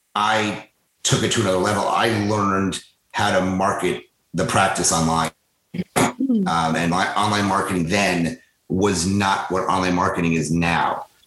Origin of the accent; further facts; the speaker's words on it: New York, United States; moved away as an adult; also born or lived in New Orleans / Boston; now in Philadelphia, United States; I grew up in New York. So I grew up in about a half hour from New York City, so the suburbs.